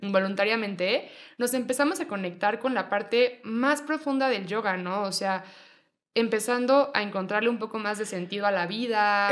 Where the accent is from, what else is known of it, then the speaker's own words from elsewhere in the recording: Mexico City, Mexico; also born or lived in Monterrey; Yo nací aquí en la Ciudad de México, eh, viví un ratito en Mexicali, un ratito en Monterrey y luego regresé a la Ciudad de México